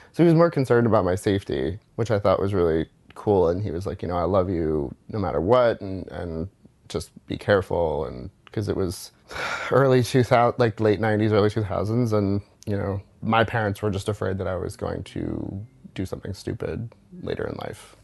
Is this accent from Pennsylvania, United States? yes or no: yes; West Chester, Pennsylvania, United States; moved away; also born or lived in New Orleans / Jersey City; I grew up 45 minutes outside of Philadelphia in a town called Westchester, Pennsylvania